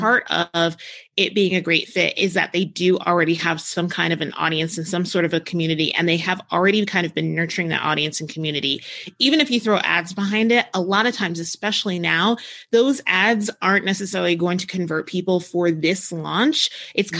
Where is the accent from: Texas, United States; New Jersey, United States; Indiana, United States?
New Jersey, United States; now in New Mexico, United States; I grew up in New Jersey, so like I grew up around ocean